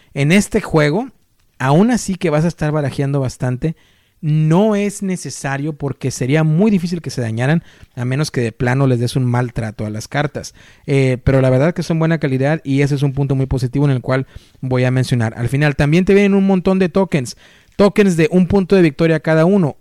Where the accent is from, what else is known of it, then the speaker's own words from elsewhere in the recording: Mexico; como yo, mexicanos